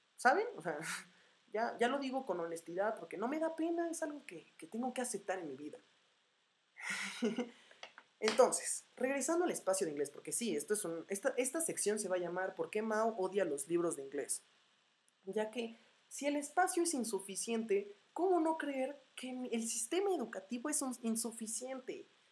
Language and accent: Spanish; Morelia, Michoacán, Mexico; now in Puebla, Mexico; soy de Morelia, Michoacán